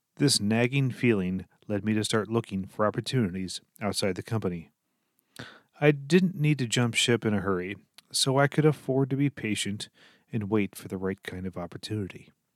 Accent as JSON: {"language": "English", "town": "Lancaster", "region": "Pennsylvania", "country": "United States", "tie": "born or raised there", "also_born_or_lived": "Minnesota", "moved": "as an adult", "said": "I grew up in Lancaster, Pennsylvania"}